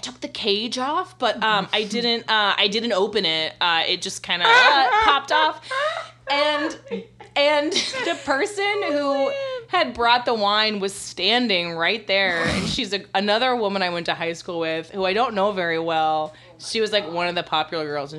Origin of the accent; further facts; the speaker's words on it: the South, United States; moved away; we're from the South, so we all have these, like, very, like, Southern